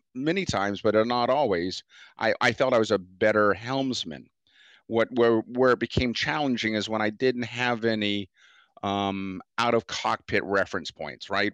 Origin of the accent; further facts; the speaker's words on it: United States; I'm from Chesapeake Bay. Yeah, we have crab traps and so forth